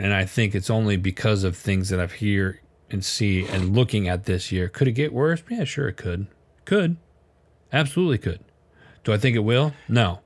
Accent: Wisconsin, United States; I was born and raised in Wisconsin, we were a much further further north

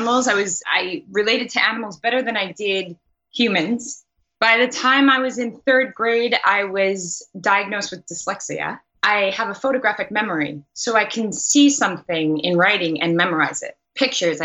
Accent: New York City, New York, United States; also born or lived in Long Island, New York; I grew up in Queens, New York

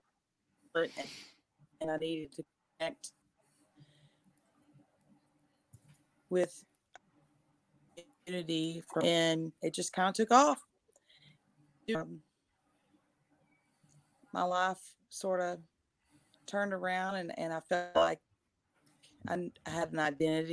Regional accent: Texas, United States; I'm from Texas. If you haven't been able to tell from my accent

